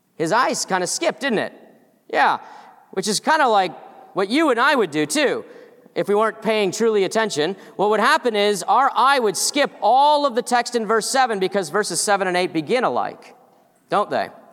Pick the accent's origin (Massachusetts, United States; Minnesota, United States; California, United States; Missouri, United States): Massachusetts, United States; I'm from Massachusetts